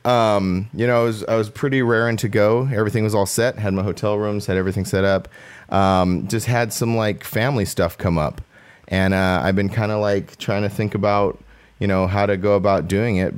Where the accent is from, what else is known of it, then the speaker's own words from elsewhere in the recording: Southern California, United States; I'm from SoCal, like, but I'm still from the desert